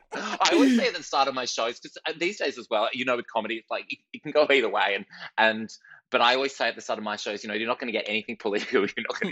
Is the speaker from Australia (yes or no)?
yes; Perth, Western Australia, Australia; I was growing up in Perth in Western Australia